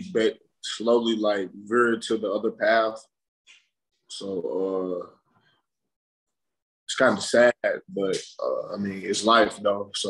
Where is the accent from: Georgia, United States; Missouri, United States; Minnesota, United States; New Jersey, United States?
Missouri, United States; St. Louis; growing up in St. Louis